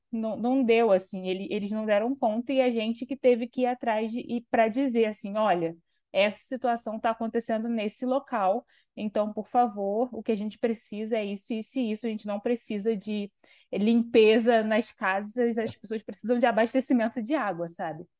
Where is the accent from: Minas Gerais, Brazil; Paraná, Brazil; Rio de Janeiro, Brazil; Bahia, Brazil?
Rio de Janeiro, Brazil; Vila Kennedy, né, que é o lugar Sim. onde eu cresci. Eu não, não, moro mais lá, mas eu cresci lá